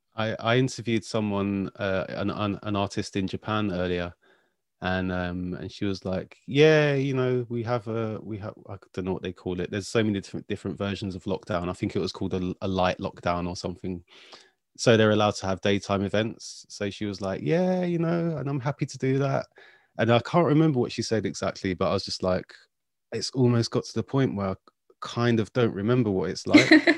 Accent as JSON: {"language": "English", "region": "London", "country": "United Kingdom", "said": "I'm from South London"}